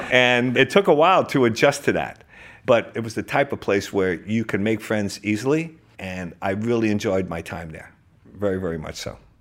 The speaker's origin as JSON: {"language": "English", "town": "Hoboken", "region": "New Jersey", "country": "United States", "tie": "born or raised there", "also_born_or_lived": "Oklahoma", "moved": "as an adult", "said": "I grew up in Hoboken, New Jersey"}